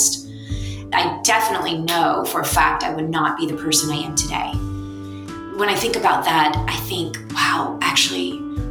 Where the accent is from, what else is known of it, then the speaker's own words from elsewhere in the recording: Blackshear, Georgia, United States; moved away; I'm in Blackshear with my family